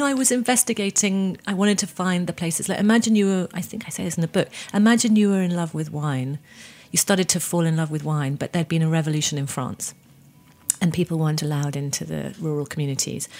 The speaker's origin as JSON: {"language": "English", "country": "United Kingdom", "said": "I'm British."}